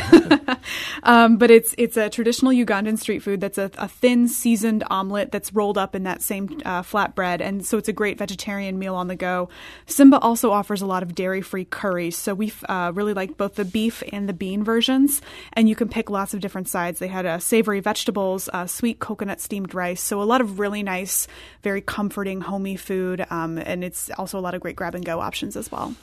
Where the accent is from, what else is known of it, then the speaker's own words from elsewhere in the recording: Belleville, Illinois, United States; I'm from Belleville originally